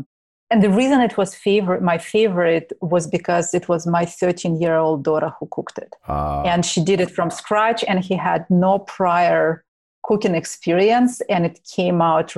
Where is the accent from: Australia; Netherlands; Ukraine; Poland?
Ukraine; I'm originally from Ukraine, so I actually listen a lot to Russian music, not necessarily US bands.